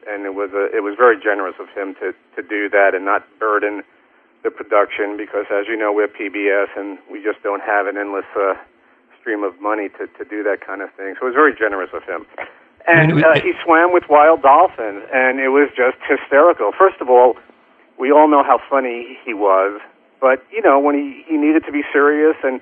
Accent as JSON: {"language": "English", "town": "New York City", "region": "New York", "country": "United States", "tie": "born or raised there", "said": "I grew up in the Bronx, New York"}